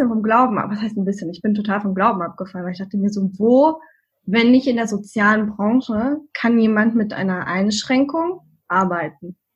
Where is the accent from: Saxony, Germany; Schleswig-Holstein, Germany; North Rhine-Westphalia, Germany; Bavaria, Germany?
Saxony, Germany; born there; now in Berlin, Germany